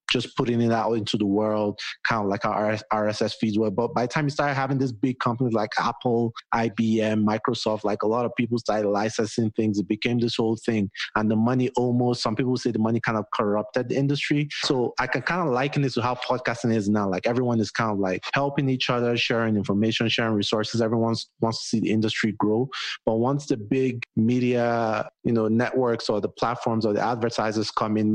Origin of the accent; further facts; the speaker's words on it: Nigeria; now in United States; I'm Nigerian